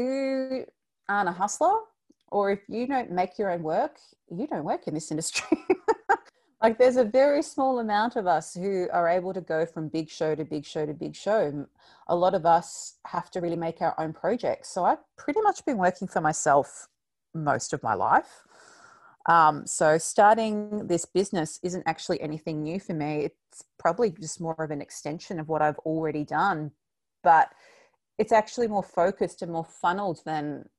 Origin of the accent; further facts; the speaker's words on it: Victoria, Australia; we're from Victoria